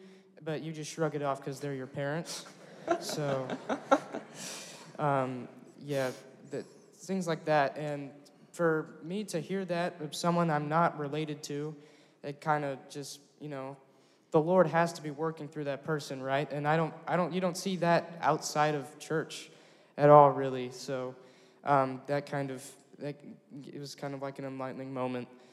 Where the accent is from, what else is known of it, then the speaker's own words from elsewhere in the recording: Springdale, United States; I'm from Springdale, and I go to Harbor High School.